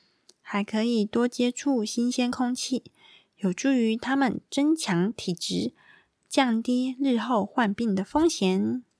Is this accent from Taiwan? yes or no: yes; Taiwan; 跟我们台湾人一样